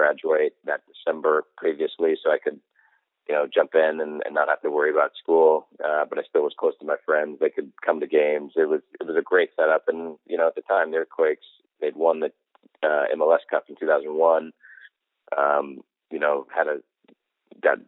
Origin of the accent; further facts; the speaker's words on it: Colorado, United States; my hometown in Colorado